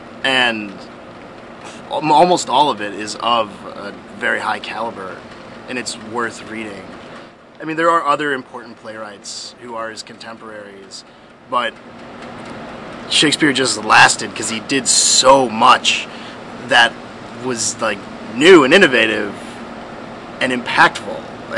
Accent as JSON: {"language": "English", "town": "Scranton", "region": "Pennsylvania", "country": "United States", "said": "Scranton, Pennsylvania."}